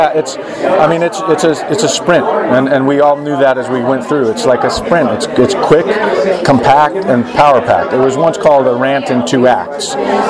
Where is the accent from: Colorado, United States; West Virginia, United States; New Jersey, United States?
Colorado, United States; Denver; born there; Yeah, I was born in Denver, Colorado.